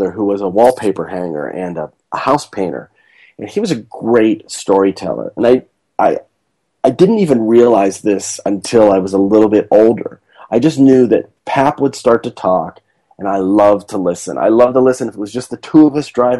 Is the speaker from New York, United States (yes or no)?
no; Pittsburgh, Pennsylvania, United States; now in Los Angeles, United States; as a kid growing up in Pittsburgh